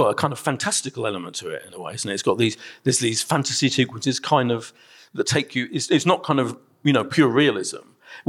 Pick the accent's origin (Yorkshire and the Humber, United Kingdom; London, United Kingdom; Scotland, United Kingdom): London, United Kingdom; Ilford; I grew up in Ilford as well.